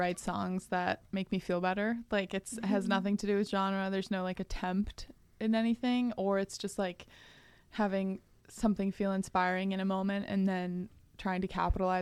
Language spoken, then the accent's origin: English; Anchorage, Alaska, United States; I was born and raised here. I went to Northern Lights ABC School and transferred to Chugach, optional